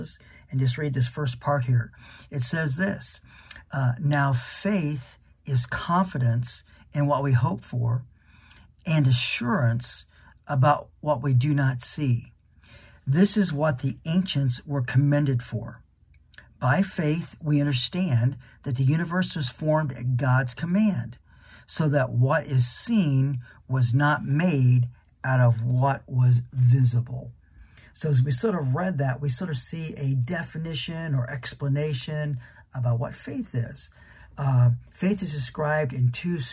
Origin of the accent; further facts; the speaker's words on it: Canton, Ohio, United States; I grew up in Canton, Ohio, really just a few miles away from the National Pro Football Hall of Fame